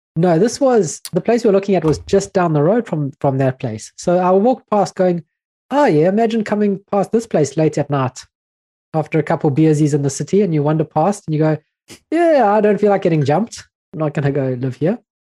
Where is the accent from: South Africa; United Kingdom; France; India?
South Africa; I'm from South Africa.